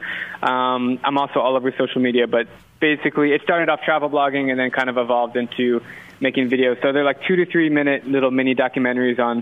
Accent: Scottsdale, Arizona, United States; moved away as an adult; also born or lived in Wisconsin; I grew up in Arizona

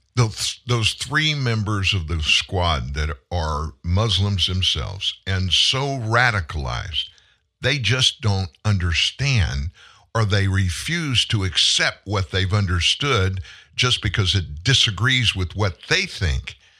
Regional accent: South Louisiana, United States; also born or lived in South Texas; I grew up in South Louisiana and came to North Louisiana when I was in high school

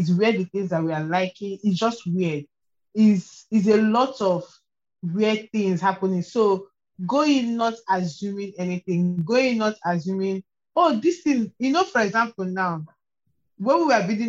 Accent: Nigeria; I'm Nigerian.

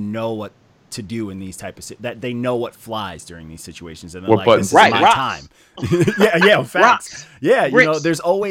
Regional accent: Long Island, New York, United States; I'm from Long Island, I'm from New York

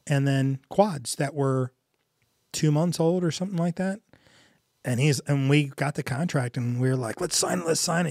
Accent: United States; I grew up in North County.

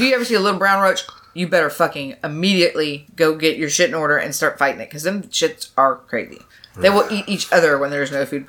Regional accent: Perry, Georgia, United States; also born or lived in Louisville, Kentucky; now in Atlanta, United States; I'm originally from Louisville, Kentucky. Nice. Moved down to Georgia when I was in middle school in a little town called Perry, Georgia. I went to middle school and high school there. It is near Macon. It's just south of Macon.

